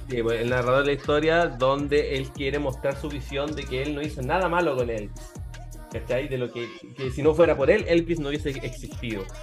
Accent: Chile; nosotros como chilenos

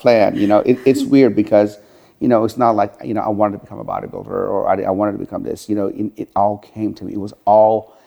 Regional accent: Tehran, Tehran Province, Iran; moved away; also born or lived in Sharon, Pennsylvania, United States; I'm from Tehran, Iran

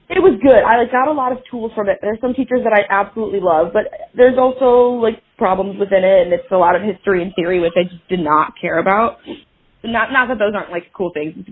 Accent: Michigan, United States; moved away as an adult; now in Los Angeles, United States; I am a filmmaker and actor in Los Angeles, California. Um, and I am from Michigan originally.

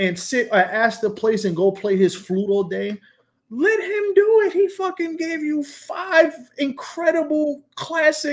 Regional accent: Atlantic coast, United States; I'm from the Atlantic coast

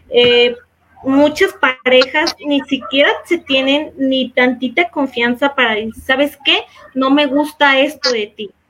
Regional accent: Mexico; como los mexicanos decimos

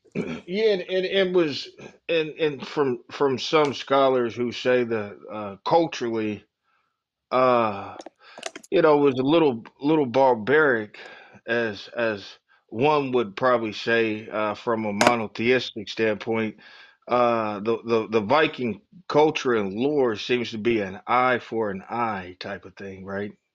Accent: Oklahoma, United States; growing up in Oklahoma

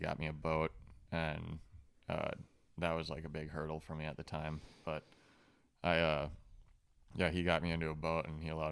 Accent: Lake Minnetonka area, Minnesota, United States; growing up around the Lake Minnetonka area.

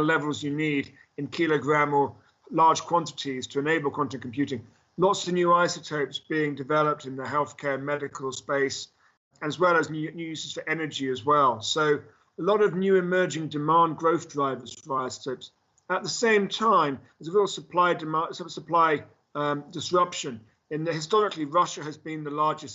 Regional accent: London, United Kingdom; I grew up in London

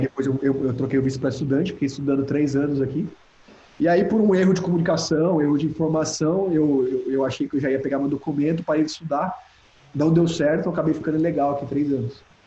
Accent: Piracicaba, São Paulo, Brazil; moved away as an adult; now in Orlando, United States; saí de Piracicaba, tô na Califórnia

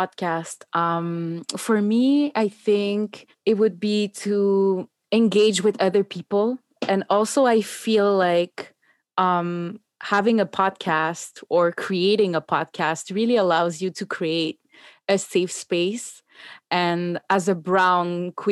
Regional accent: Montreal, Quebec, Canada; I was born and raised in Montreal, and I've been living here my entire life.

